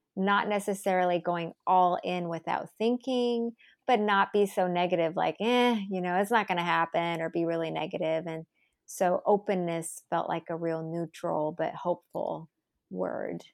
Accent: United States; I'm Asian American

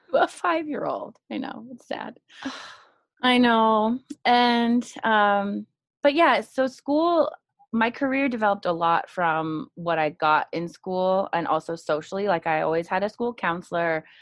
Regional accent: Marin County, California, United States; I'm originally from Marin County, California, and I went uh, all all through school there. So, elementary, middle, and even college

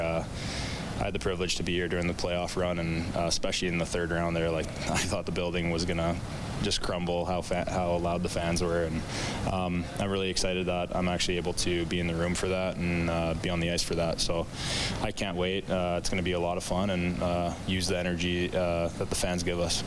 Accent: Edmonton, Alberta, Canada; growing up in Edmonton

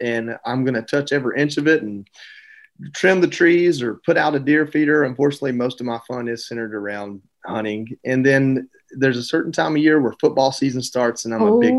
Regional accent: Georgia, United States; I grew up in Georgia. I went to Disney the first time when I was 34.

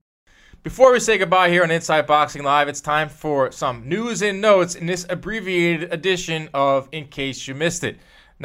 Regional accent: New York, United States; I'm from New York.

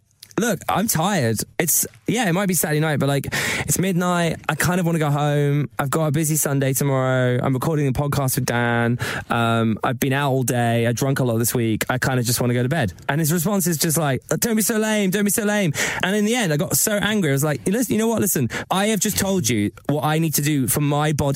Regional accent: Eastbourne, South East England, United Kingdom; My local gay pub in Eastbourne, where I grew up in Sussex

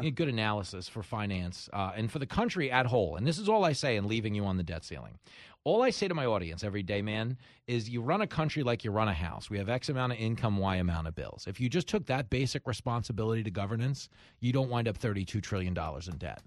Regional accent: Levittown, New York, United States; what I grew up doing in Levittown

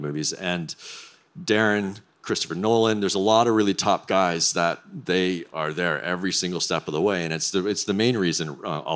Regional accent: Canada; So being Canadian

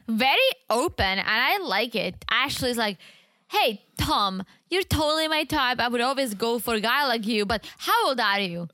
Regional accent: Czechia; moved away; I grew up in the Czech Republic

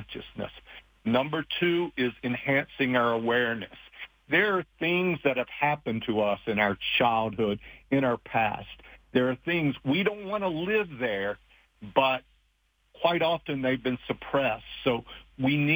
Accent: Appalachian Mountains, United States; moved away; I grew up very poor in the Appalachian Mountains.

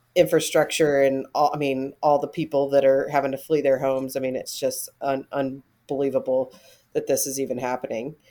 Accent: North Alabama, United States; where I'm from is, um, in North Alabama

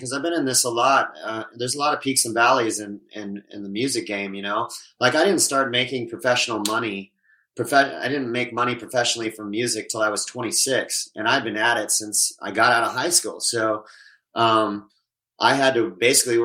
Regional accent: Southern California, United States; also born or lived in Oklahoma; I grew up in Southern California, but I was always in a small country town

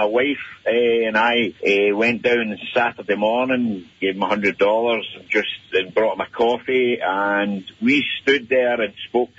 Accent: Scotland, United Kingdom; moved away as an adult; now in Edmonton, Canada; obviously I'm Scottish, only been in Canada 8 years

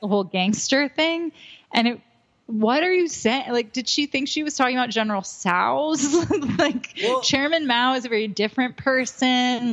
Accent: New Jersey, United States; I'm from New Jersey

